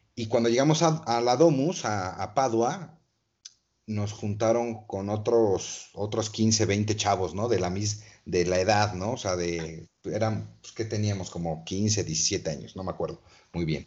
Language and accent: Spanish; Toluca, State of Mexico, Mexico; soy de Toluca, una ciudad hermosa